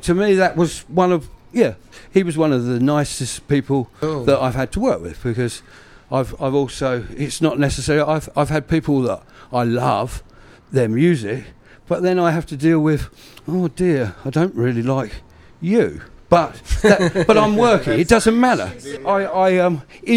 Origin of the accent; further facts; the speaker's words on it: Brighton, South East England, United Kingdom; now in New Zealand; I'm from Brighton.